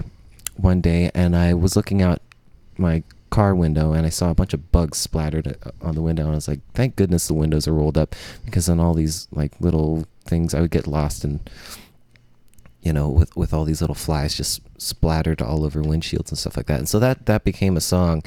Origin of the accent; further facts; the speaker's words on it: San Francisco Bay Area, California, United States; also born or lived in Oakland / Davis; now in San Diego, United States; I grew up in the Bay Area and by San Francisco